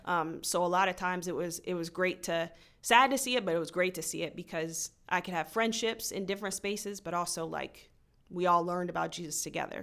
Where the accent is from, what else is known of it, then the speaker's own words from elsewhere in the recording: Frederick, Maryland, United States; I was born and raised in Frederick.